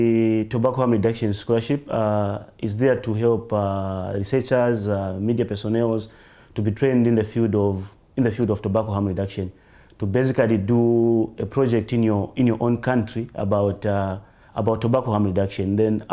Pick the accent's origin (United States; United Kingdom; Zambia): Zambia